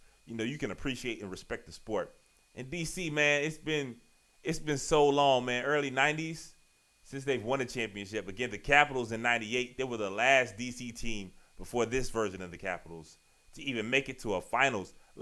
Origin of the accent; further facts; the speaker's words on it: Richmond, Virginia, United States; now in Washington, D.C., United States; I've been in D.C. for 16, 17 years now. I'm from Richmond